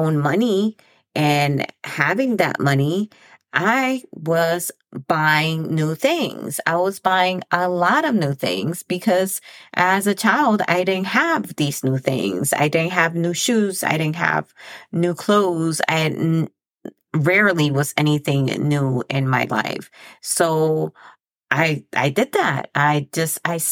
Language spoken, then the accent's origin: English; Dominican Republic; also born or lived in El Paso; now in United States; I come from the Dominican Republic. So I was born there and then I immigrated to the United States.